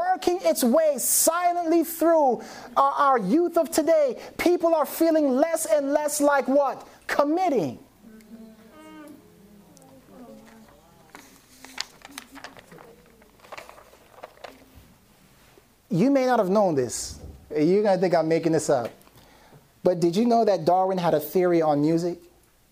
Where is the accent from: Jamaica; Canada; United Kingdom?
Jamaica; I'm Jamaican